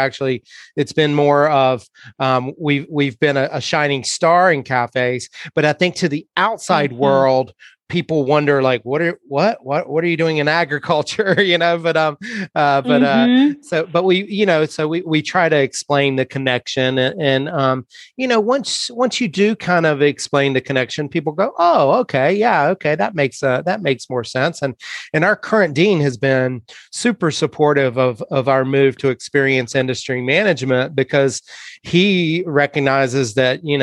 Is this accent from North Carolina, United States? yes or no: yes; Eastern North Carolina, United States; now in San Luis Obispo, United States; I growing up in Eastern North Carolina